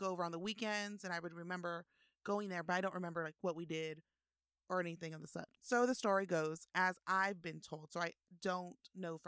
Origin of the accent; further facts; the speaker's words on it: Austin, Texas, United States; born and raised in Austin, Texas